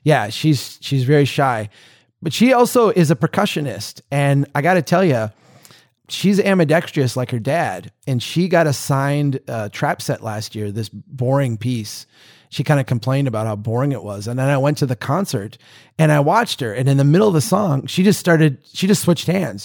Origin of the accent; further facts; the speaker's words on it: United States; As an American